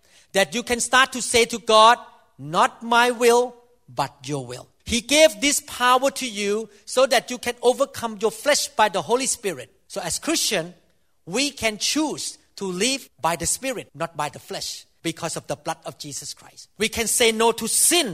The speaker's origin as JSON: {"language": "English", "country": "Thailand", "said": "I'm Thai, so I came from Southeast Asia"}